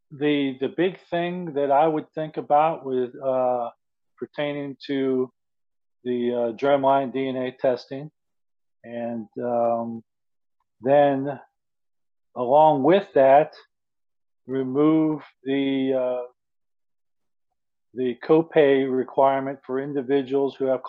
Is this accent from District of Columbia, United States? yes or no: no; Philadelphia, Pennsylvania, United States; moved away; also born or lived in Middle East; I was born in Philly